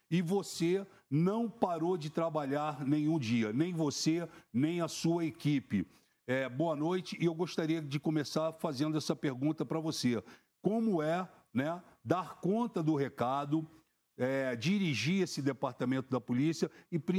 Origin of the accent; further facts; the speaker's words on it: Rio de Janeiro, Brazil; now in São Paulo, Brazil; migrei é, para a cidade de São Paulo, para morar em São Paulo, eu que vim do Rio de Janeiro